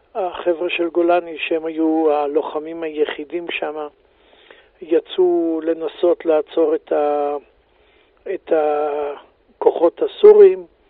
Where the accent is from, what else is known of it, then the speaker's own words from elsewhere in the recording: Beersheba, Southern District, Israel; moved away as an adult; also born or lived in Gilat; now in Jerusalem, Israel; אני נולדתי בבאר שבע, אה, גדלתי, ב... למדתי בשכונה, ב... בישיבה התיכונית